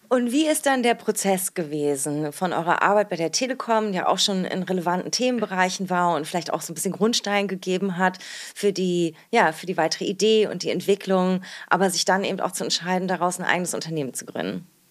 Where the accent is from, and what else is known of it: Berlin, Germany; born or raised there